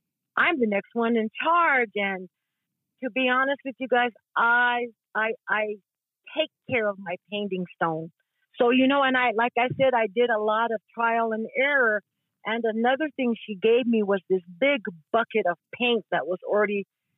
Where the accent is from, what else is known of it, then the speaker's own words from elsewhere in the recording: Tewa Village, New Mexico, United States; also born or lived in Lawrence, Kansas; I am from Tewa Village. I am half Isleta Pueblo and half Tewa. I have resided in Palaka all my life